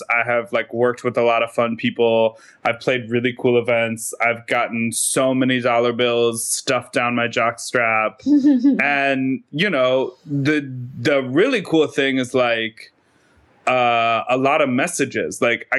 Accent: Evanston, Illinois, United States; moved away as an adult; also born or lived in Chicago / Brooklyn; I'm from here. I'm from Chicago. I grew up in Evanston, just north of the city. And then I lived here for a while. And then for the last 3 years, I've been living in Brooklyn.

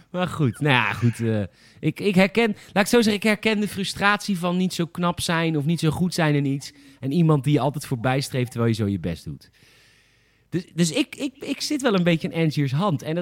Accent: Alphen aan den Rijn, South Holland, Netherlands; ik kom uit Alphen.

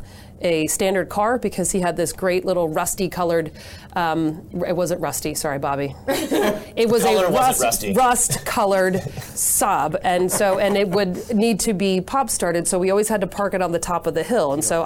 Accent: Manchester-by-the-Sea, Massachusetts, United States; also born or lived in New Hampshire / Boston, Massachusetts; I grew up in Manchester, Massachusetts. Went to high school in New Hampshire and went to college in Boston at Northeastern University.

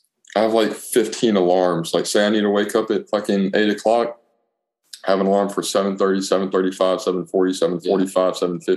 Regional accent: Auburn, Alabama, United States; I was born and raised in Auburn. And now I graduated from Auburn High School. And now I'm at Auburn University.

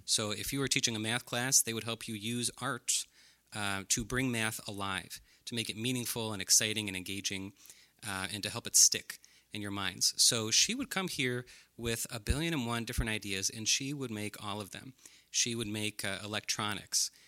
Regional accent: Brecksville, Ohio, United States; I grew up in Brecksville, Ohio.

